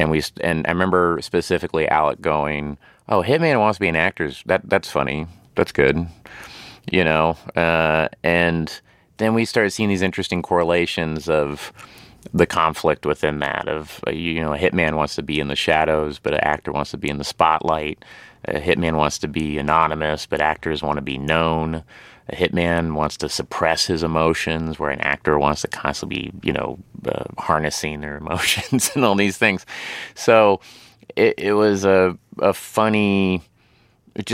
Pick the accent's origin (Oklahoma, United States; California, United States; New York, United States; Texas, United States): Oklahoma, United States; Tulsa; It was essentially me playing someone I grew up with in Tulsa, Oklahoma.